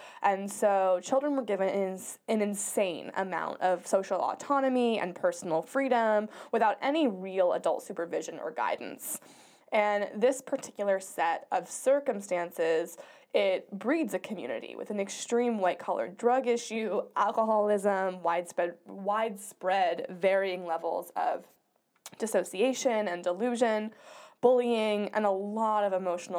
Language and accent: English; Coronado, California, United States; Growing up in Coronado, our parents used to call it the bubble because nothing bad really ever happened there